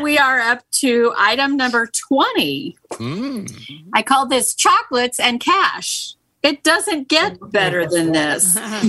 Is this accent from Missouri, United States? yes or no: yes; Missouri, United States; Yeah. I'm from Missouri. Show me.